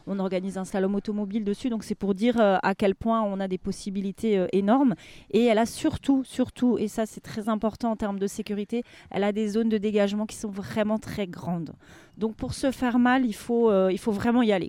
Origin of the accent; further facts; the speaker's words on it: Alsace, Grand Est, France; moved away as an adult; now in Layrac, France; on est originaire d'Alsace